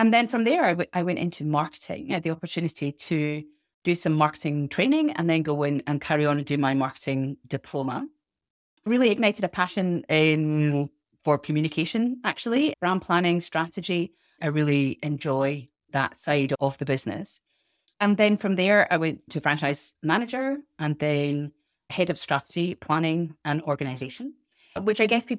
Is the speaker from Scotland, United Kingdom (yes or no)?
yes; Scotland, United Kingdom; now in England; We live in the south of England, despite my accent.